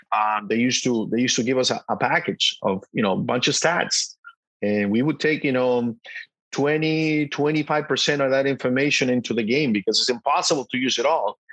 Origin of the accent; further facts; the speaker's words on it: El Salvador; moved away; also born or lived in Boston; as a little kid growing up in El Salvador